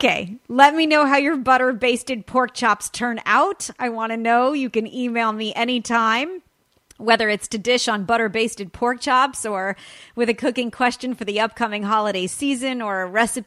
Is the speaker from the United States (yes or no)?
yes; California, United States; California, my home state